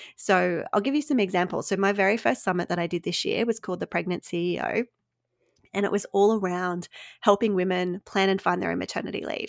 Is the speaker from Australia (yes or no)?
yes; Australia; accent: Australian; listeners might pick up from my accent. I am Australian